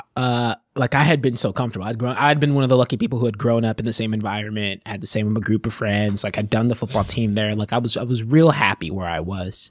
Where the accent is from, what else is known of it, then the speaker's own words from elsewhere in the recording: Wylie, Texas, United States; growing up when I moved to Wiley, Texas